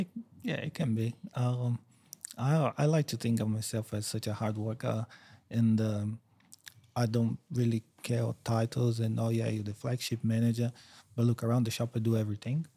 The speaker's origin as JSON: {"language": "English", "region": "São Paulo", "country": "Brazil", "tie": "born or raised there", "moved": "as an adult", "lives_now": "Queensland, Australia", "said": "I grew up São Paulo. It's the biggest city in South America"}